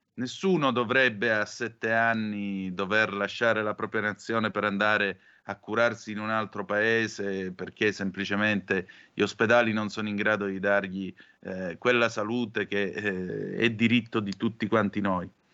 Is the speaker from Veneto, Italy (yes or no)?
no; Calabria, Italy; queste cose le facevamo 40 anni fa in Calabria pure noi per giocare a guardie e ladri